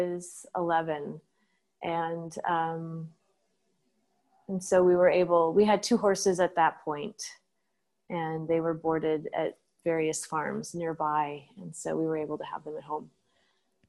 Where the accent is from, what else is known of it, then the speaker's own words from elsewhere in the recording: Eau Claire, Wisconsin, United States; I grew up in Eau Claire, Wisconsin